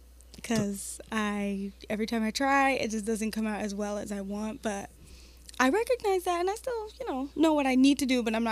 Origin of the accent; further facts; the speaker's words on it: Detroit, Michigan, United States; also born or lived in Redford, Michigan; I'm from Detroit, but my parents put me in Redford School Systems because it was better.